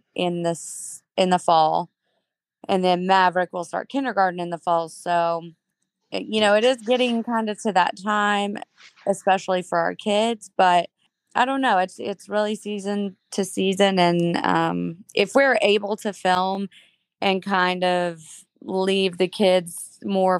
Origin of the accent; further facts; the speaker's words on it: Chattanooga, Tennessee, United States; I am born and raised in Chattanooga, Tennessee